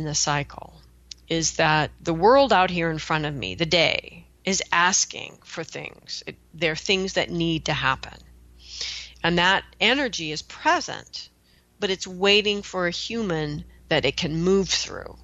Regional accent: Pacific Northwest, United States; I come from the Pacific Northwest, where we've got a lot of rivers

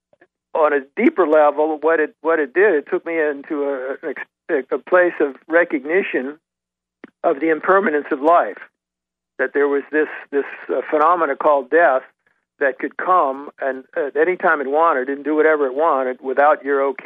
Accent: Washington, District of Columbia, United States; growing up in Washington, D.C.

